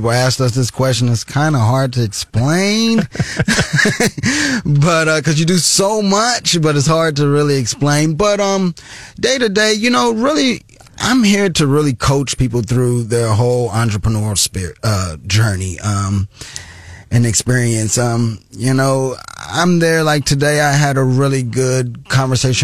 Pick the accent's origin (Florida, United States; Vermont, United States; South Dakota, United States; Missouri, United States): Missouri, United States; Columbia; Born and raised in Columbia, Missouri. Love the hometown